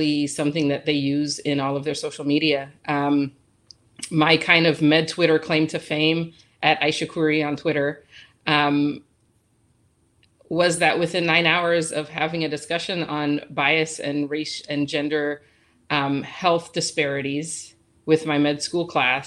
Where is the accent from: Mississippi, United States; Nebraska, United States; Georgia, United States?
Georgia, United States; Atlanta; moved away as an adult; now in California, United States; I'm from Atlanta, so I'm a child of the civil rights movement